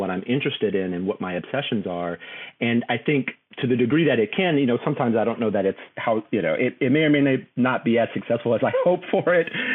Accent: Houston, Texas, United States; also born or lived in New Orleans, Louisiana / Baltimore; my family left there when I was 2, but we would spend summers and Christmases there. So that kind of being stretched between 2 places, you know, I grew up in Houston, Texas

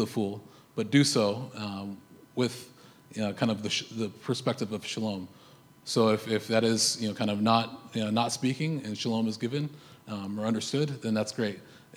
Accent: United States; now in Canada; I'm an American

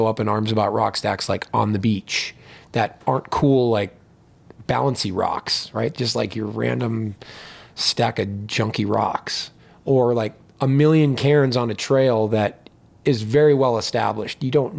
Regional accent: Pittsburgh, Pennsylvania, United States; moved away as an adult; also born or lived in Bloomington, Indiana; I grew up in Pittsburgh, Pennsylvania.

